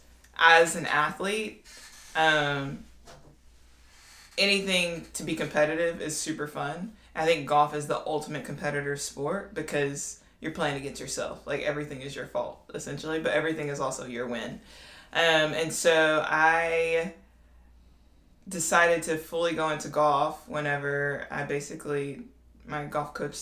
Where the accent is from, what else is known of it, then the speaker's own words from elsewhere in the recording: Ruston, Louisiana, United States; I'm from Ruston, Louisiana